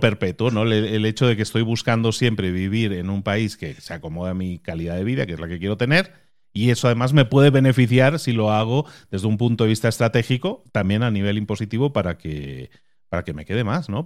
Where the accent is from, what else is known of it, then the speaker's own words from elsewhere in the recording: Barcelona, Catalonia, Spain; moved away; also born or lived in Galicia; Porque yo soy nacido en Galicia y me crié en Barcelona y luego he emigrado a otro país